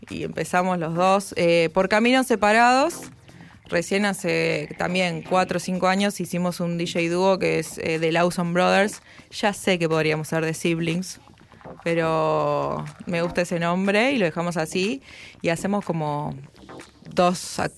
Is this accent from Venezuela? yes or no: no; Córdoba, Argentina; moved away; Oriunda. Soy cordobesa. De ah, Córdoba capital.